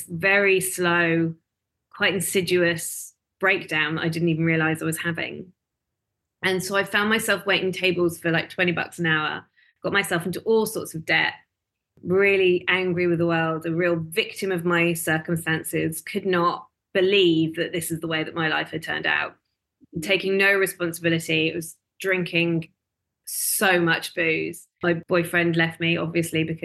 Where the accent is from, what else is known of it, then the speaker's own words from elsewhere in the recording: United Kingdom; moved away as an adult; also born or lived in London; now in Melbourne, Australia; I originally from the UK. I came here in 2011